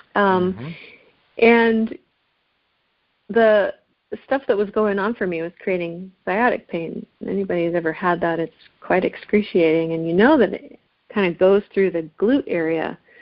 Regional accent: Seattle, Washington, United States; I was born in Seattle, actually

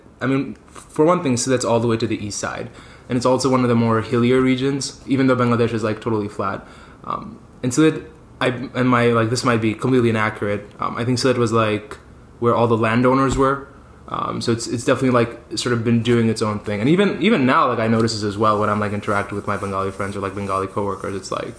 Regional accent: Dubai, United Arab Emirates; now in New York, United States; I spent quite a lot of time in Dubai. Was born and raised in New York, and then my family moved back to Dubai for a while. So I finished up high school there, decided to do my undergrad there, and then I moved back to New York.

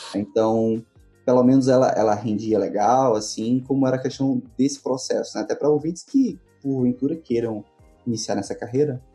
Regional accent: Northeast Brazil, Brazil; eu particularmente, que sou do Nordeste brasileiro

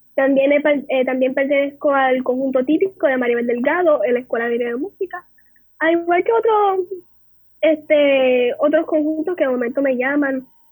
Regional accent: San Juan, Puerto Rico; nativa de San Juan Santurce tras talleres

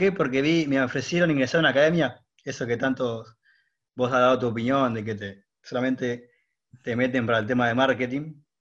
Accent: Punta Alta, Buenos Aires Province, Argentina; moved away as an adult; now in Mar del Plata, Argentina; Punta Alta, pero estoy trabajando en Mar Plata.

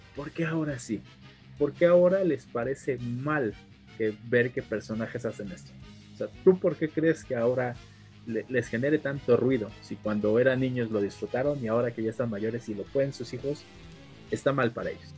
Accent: Mexico; nosotros como mexicanos

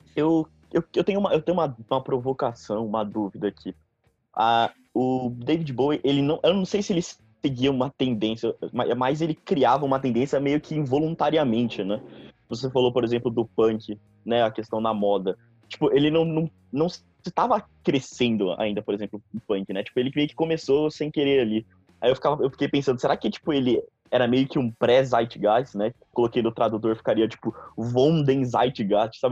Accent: São Paulo, Brazil; eu sou de São Paulo

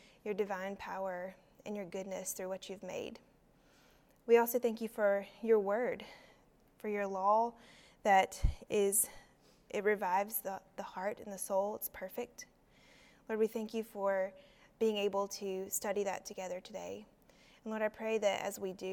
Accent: South Carolina, United States; I am from South Carolina

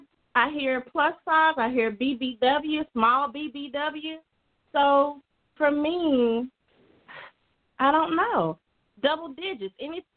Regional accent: Louisiana, United States; moved away as an adult; now in Dallas, United States; Yes, this is … I am from Louisiana, but I live now in Dallas, Texas for 10 years.

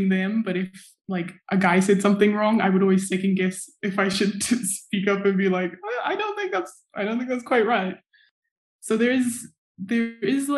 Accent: Zimbabwe; moved away as an adult; now in Durham, United Kingdom; I was born and raised in Zimbabwe to a Shona mom and a Dutch dad

